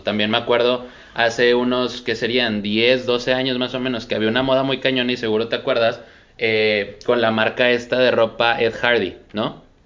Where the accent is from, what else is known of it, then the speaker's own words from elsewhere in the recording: Monterrey, Nuevo León, Mexico; la gente que somos de Monterrey